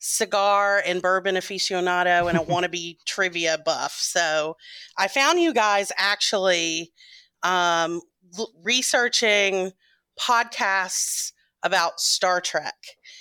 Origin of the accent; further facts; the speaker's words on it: Memphis, Tennessee, United States; now in Atlanta, United States; So I am from Atlanta, Georgia. Well, I've been here 20 years, so I say I'm from Atlanta. I'm originally from Memphis, Tennessee, but moved around a lot.